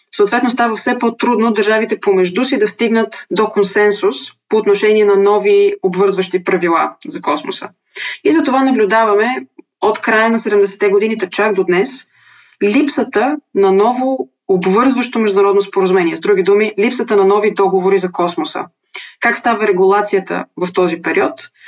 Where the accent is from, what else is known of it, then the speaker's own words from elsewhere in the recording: Bulgaria; съм българка